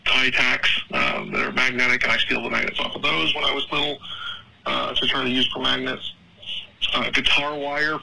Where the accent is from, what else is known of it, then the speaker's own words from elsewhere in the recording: Texas, United States; being a Texan